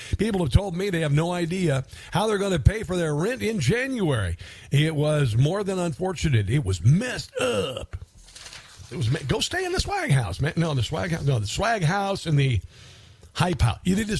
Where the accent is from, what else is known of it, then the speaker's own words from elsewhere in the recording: Midwest, United States; moved away; I'm from the Midwest